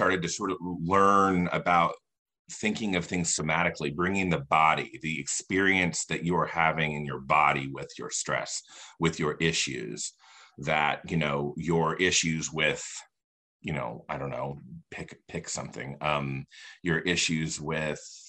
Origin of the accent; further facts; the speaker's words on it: Indiana, United States; moved away as an adult; also born or lived in Los Angeles, California; I live in Indiana now, and I'm from Indiana, but I lived in California from like 2007 to 2015